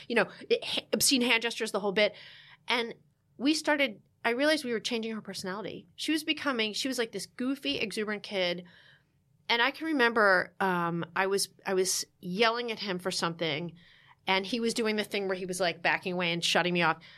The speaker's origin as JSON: {"language": "English", "region": "New Jersey", "country": "United States", "said": "I'm from New Jersey"}